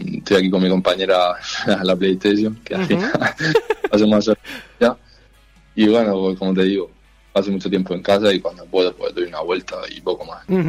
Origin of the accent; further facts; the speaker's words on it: Murcia, Region of Murcia, Spain; moved away as an adult; now in Miranda de Ebro, Spain; yo soy de Murcia